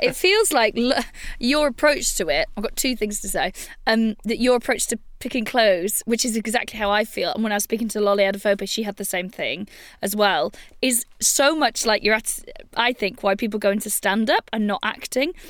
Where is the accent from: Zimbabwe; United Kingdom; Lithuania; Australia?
United Kingdom; Wales; I'm from Wales